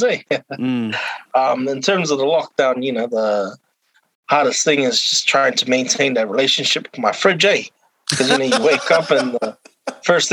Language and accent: English; Cook Islands; now in Auckland, New Zealand; I was born and raised in the Cook Islands